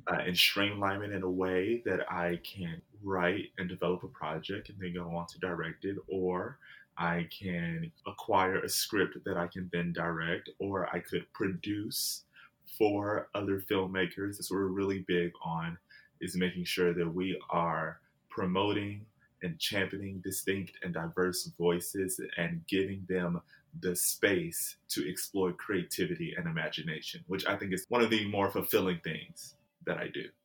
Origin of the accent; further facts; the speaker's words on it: Jackson, Mississippi, United States; moved away as an adult; also born or lived in San Diego, California; now in Los Angeles, United States; Jackson is where I grew up